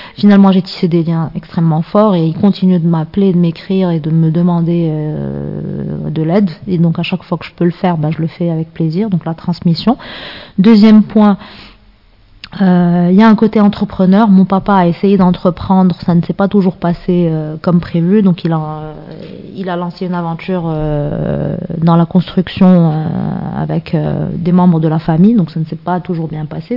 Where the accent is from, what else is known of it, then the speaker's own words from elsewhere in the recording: Casablanca, Casablanca-Settat, Morocco; j'ai grandi à Casa, euh, dans une famille, on va dire, normale